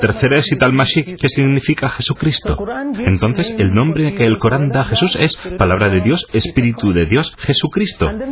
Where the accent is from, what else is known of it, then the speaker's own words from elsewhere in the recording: Wayanad, Kerala, India; Spanish is a second language; Mis bisabuelos son de Turquía, pero se trasladaron al sur de la India, en el sur, en Kerala, en una localidad que se llama Wayanot